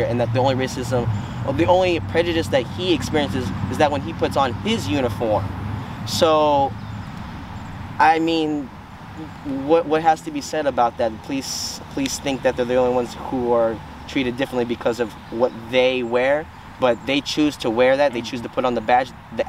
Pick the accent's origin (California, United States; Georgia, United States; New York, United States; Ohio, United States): California, United States; San Dimas; born there; also born or lived in Paso Robles; now in San Luis Obispo, United States; I've lived in San Luis Obispo for 14 years alone. I was up in Paso Robles County prior to this, and I was born in San Dimas. So, kind of coming from LA County to here